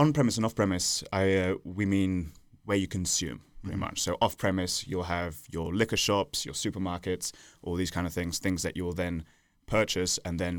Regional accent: Italy; also born or lived in England / Netherlands; now in United States; I'm half English, half Italian. I grew up in Italy before moving to England, the Netherlands, and then the United States.

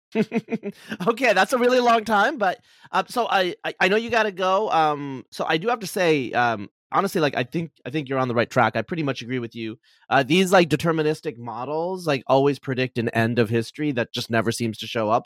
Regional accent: United States; also born or lived in New York / Oregon; I grew up in, you know, upstate New York and Oregon

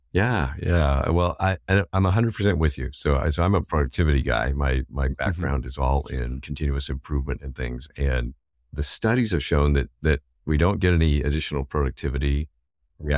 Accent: Indiana, United States; Growing up in Indiana

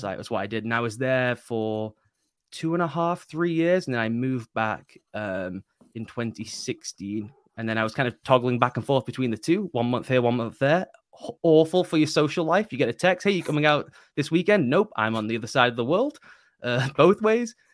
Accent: United Kingdom; being British

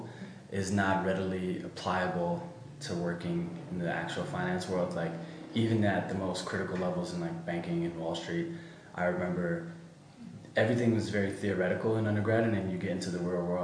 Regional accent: United States; moved away; I was born and raised in the States

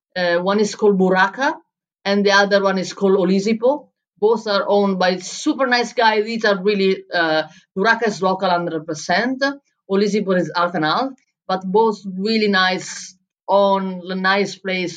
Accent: Bologna, Emilia-Romagna, Italy; first language Italian; English is a second language; moved away as an adult; also born or lived in Berlin, Germany; now in Lisbon, Portugal; in Italy, in Bologna, in my hometown

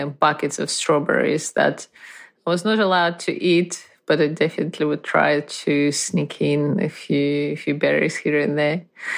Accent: Lithuania; I was born in Soviet Union in the early 80s. My parents were Russian, and we lived in Lithuania as these things went at the time.

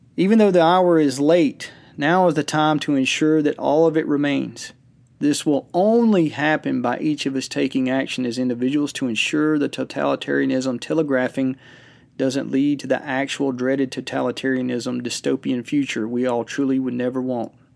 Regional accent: United States; us as American citizens

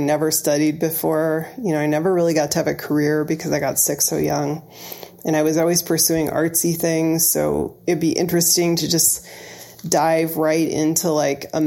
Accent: Illinois, United States; moved away as an adult; also born or lived in Ohio; now in Massachusetts, United States; my hometown in Illinois

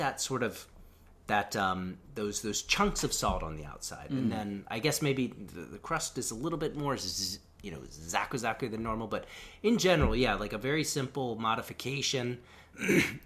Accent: Frederick, Maryland, United States; now in Japan; in my hometown, Frederick, Maryland, there was a Scotty's Diner

